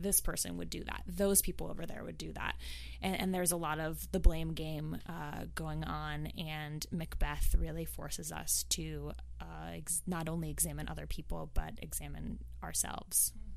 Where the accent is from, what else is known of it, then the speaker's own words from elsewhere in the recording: the Bay Area, California, United States; moved away as an adult; now in New York, United States; I'm from the Bay Area originally. I uh, moved to New York about a decade ago